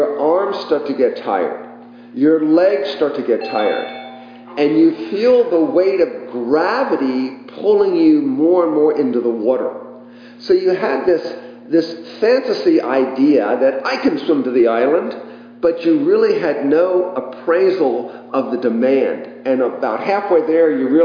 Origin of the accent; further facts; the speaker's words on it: Richmond, Virginia, United States; I was a kid growing up in Richmond, Virginia